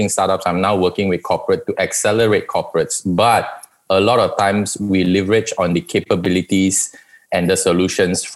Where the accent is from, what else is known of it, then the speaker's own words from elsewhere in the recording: New Zealand; moved away; also born or lived in Malaysia; I spent half my life in Malaysia and the other half growing up in New Zealand